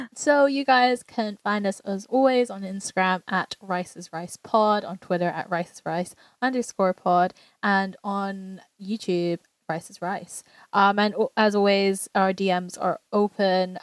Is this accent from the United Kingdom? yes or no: yes; England, United Kingdom; we grew up in England amongst other Asians